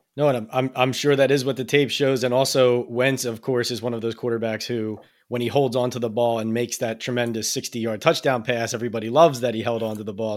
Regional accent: Philadelphia, Pennsylvania, United States; moved away; my hometown paper, Philadelphia

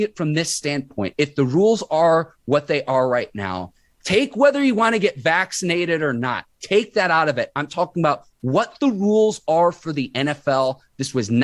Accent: Chicago suburbs, Illinois, United States; when I was a kid and growing up in the Chicago suburbs

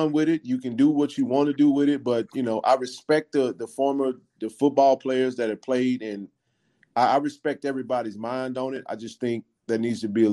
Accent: Mississippi, United States; I'm from Mississippi, born and raised.

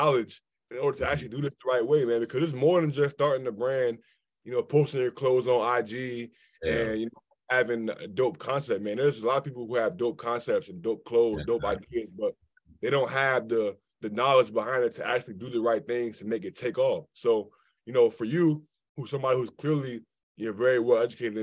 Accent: Maryland, United States; I feel like I'm from Maryland

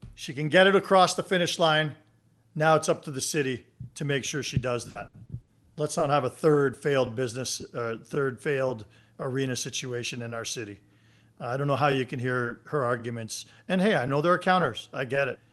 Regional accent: Mississauga, Ontario, Canada; now in Calgary, Canada; I'm from Mississauga, where the the mall was the gathering place

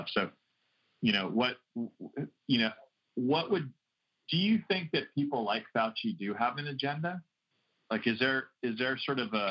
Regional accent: United States; So back to me being an American

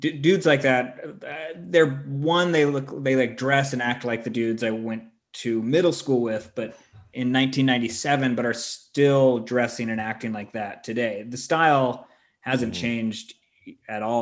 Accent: San Diego, California, United States; I'm from San Diego

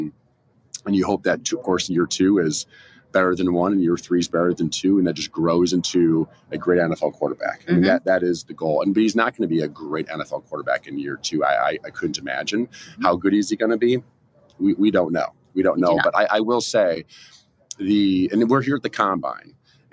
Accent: Eastern Iowa, United States; I'm a Midwesterner. I grew up in Eastern Iowa, only about mm-hmm. 3 or so hours from Green Bay.

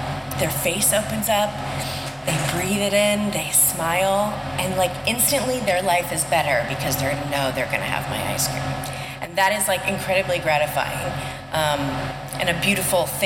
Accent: Orange County, Southern California, United States; moved away as an adult; now in St. Louis, United States; I was from Southern California. I lived on the beach. Like, I was an Orange County girl through and through

